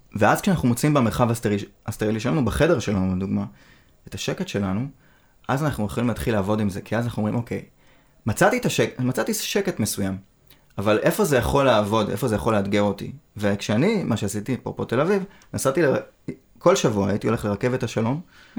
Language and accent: Hebrew; Israel